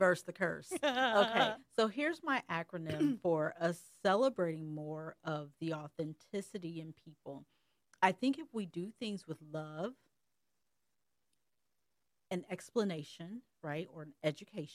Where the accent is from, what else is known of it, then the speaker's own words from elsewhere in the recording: Columbus, Ohio, United States; I grew up in the Columbus, Metro Columbus area